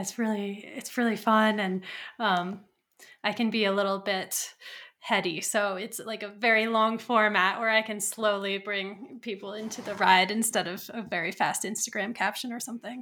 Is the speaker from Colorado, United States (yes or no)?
yes; Colorado, United States; I'm from Colorado